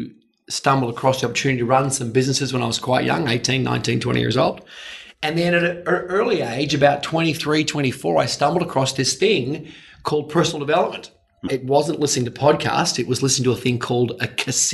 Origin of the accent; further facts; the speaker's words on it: Melbourne, Victoria, Australia; now in Gold Coast, Australia; I'm a Melbourne boy. I'm from Melbourne originally. So I grew up on the Mornington Peninsula